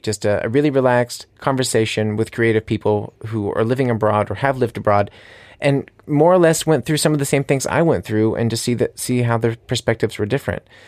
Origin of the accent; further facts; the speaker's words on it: United States; moved away as an adult; now in Munich, Germany; I'm an American living here in Munich